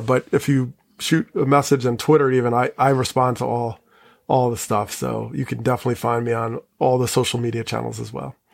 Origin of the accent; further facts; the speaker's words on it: Teaneck, New Jersey, United States; I grew up in Teaneck